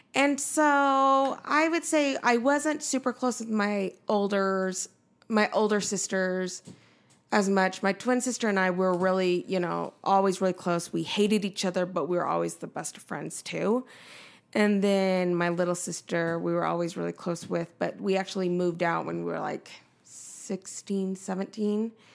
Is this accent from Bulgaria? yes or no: no; Nephi, Utah, United States; moved away as an adult; also born or lived in Seoul, Korea; we lived in Nephi, Utah for almost sixteen years.